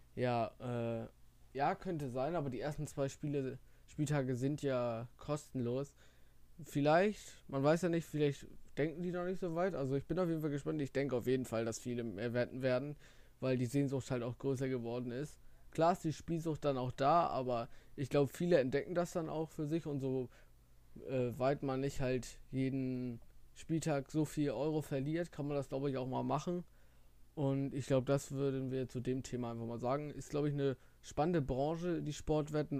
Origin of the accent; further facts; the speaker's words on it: the North, Northern Germany, Germany; bei uns im Norden oder allgemein in Deutschland